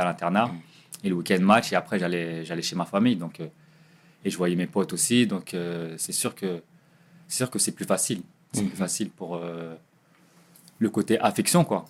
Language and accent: French; Nantes, Pays de la Loire, France; now in Ajaccio, France; je venais du quartier de Dervalière, quartier des Dervalières